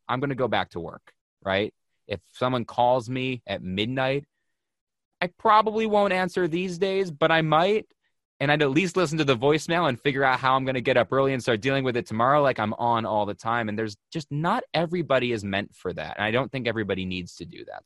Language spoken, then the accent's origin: English; Buffalo, New York, United States; now in Connecticut, United States; I'm from Buffalo, which may as well be a Canadian colony. We grew up, grew up fifteen minutes from the border